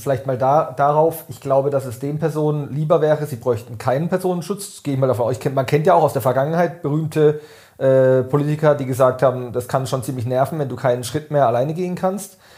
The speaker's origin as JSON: {"language": "German", "town": "Weingarten", "region": "Baden-Württemberg", "country": "Germany", "tie": "born or raised there", "said": "in meiner Heimatgemeinde in Weingarten"}